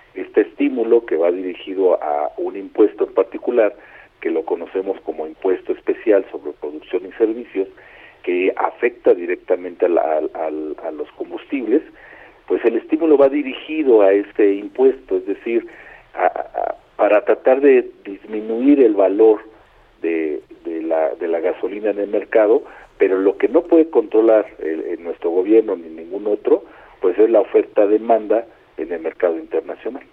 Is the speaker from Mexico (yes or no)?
yes; Mexico; Como muchos mexicanos